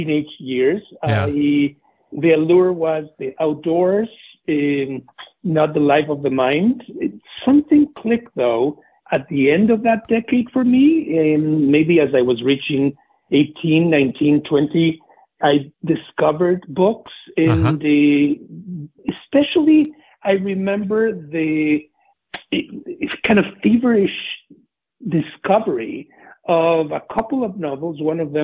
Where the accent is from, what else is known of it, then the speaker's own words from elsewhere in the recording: Mexico City, Mexico; moved away; I am a native of Mexico City. I grew up in the 60s and 70s